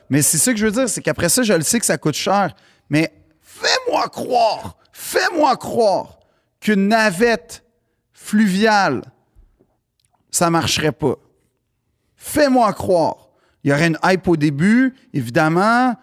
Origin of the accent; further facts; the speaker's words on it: Montreal, Quebec, Canada; j'ai grandi dans le West Island